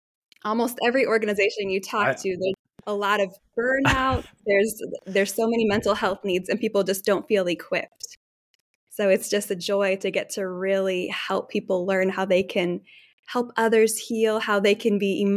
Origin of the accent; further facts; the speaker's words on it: Nairobi, Kenya; I grew up in Nairobi, Kenya, in East Africa, and was shaped very much by just the 20 years my family's lived there.